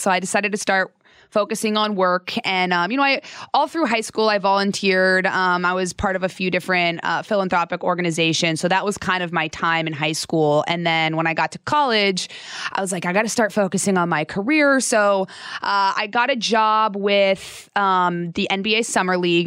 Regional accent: Phoenix, Arizona, United States; also born or lived in Salt Lake City, Utah; I lived in Utah till I was about eight or nine, and then I moved to Phoenix

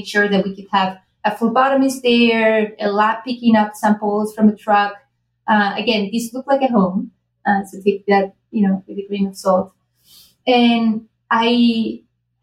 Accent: Spain; now in United States; I'm originally from Spain

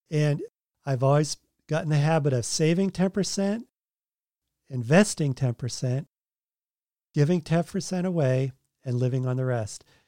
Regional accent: Massachusetts, United States; moved away as an adult; also born or lived in Oregon / California; now in Tennessee, United States; I grew up in Massachusetts, and then I lived in Oregon right after college, then California, and now we live in Tennessee

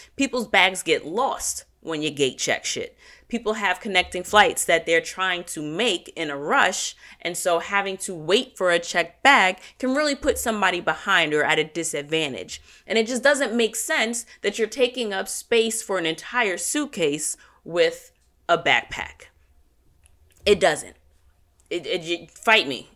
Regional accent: United States; as an American culture

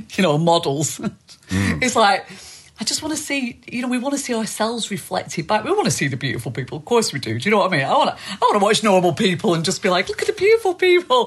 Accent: East Lancashire, North West England, United Kingdom; accent: East Lancashire; East Lancashire accent.

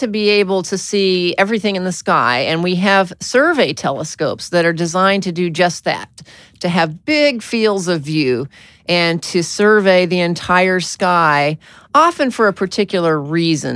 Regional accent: Arkansas, United States; I was born in Arkansas

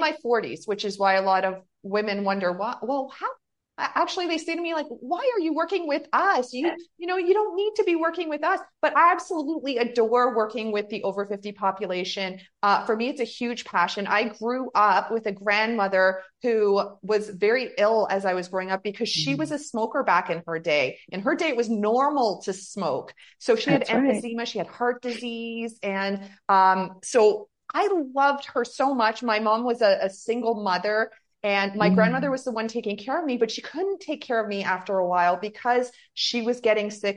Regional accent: Canada; we're from Canada

